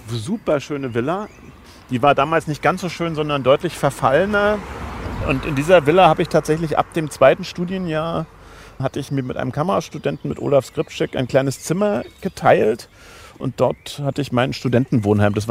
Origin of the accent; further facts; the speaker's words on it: Schwerin, Mecklenburg-Vorpommern, Germany; aber von meinem Herzen her, wie gesagt, bin ich eigentlich norddeutsch und würde auch sagen, Schwerin ist eigentlich meine Heimatstadt